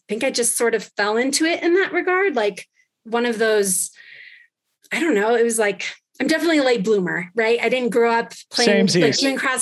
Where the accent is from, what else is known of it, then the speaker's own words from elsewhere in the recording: Ojai, California, United States; also born or lived in Chicago / Los Angeles / Mammoth Lakes, California; I grew up in Ojai, California. So Southern California